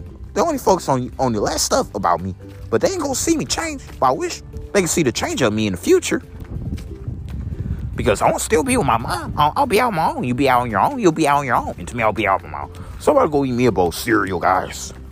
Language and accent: English; Belleville, Illinois, United States; moved away; also born or lived in St. Louis, Missouri; I was born in Belleville, Illinois, at St. Elizabeth Hospital